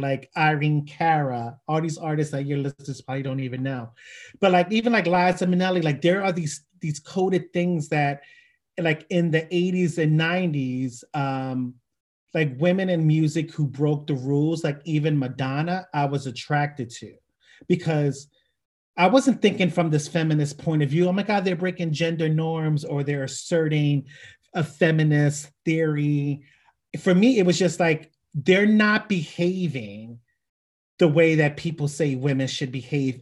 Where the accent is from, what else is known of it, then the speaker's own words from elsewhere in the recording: Philadelphia, Pennsylvania, United States; born and raised in Philadelphia